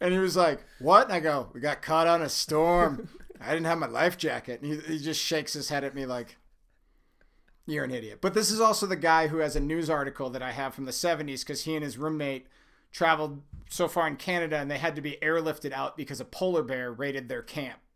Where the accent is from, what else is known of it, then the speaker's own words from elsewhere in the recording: Minnesota, United States; moved away as an adult; now in Colorado, United States; Born and raised in Minnesota. I, I moved out to Colorado when I was, uh, uh, right before I was nineteen